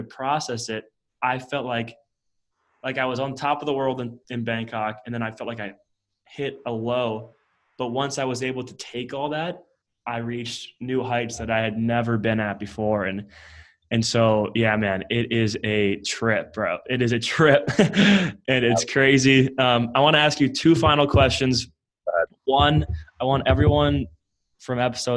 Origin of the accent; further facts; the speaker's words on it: Midwest, United States; I grew up in the Midwest of the United States.